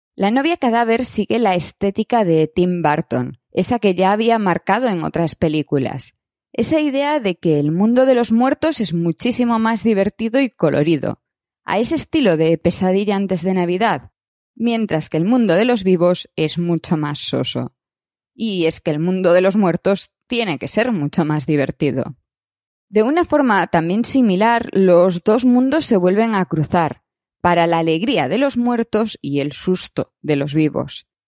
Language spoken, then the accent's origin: Spanish; Galicia, Spain; como gallega que soy